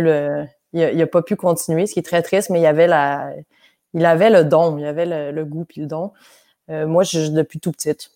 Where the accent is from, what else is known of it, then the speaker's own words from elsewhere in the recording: Quebec, Canada; accent: hybrid Québécois/French; also born or lived in France / Montreal; j'ai commencé ma vie au Québec. Je suis née au Québec, j'ai fait la maternelle, j'avais l'accent québécois fort